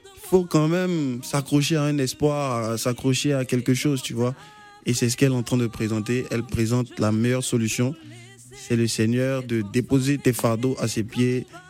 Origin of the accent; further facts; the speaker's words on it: Côte d’Ivoire; étant un enfant du pays